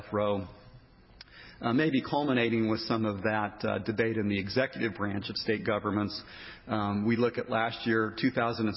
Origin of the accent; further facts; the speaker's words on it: Colorado, United States; my home state of Colorado